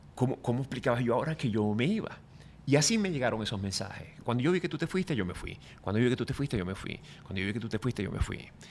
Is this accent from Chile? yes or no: no; Venezuela; moved away as an adult; now in Miami, United States; volver a mi tierra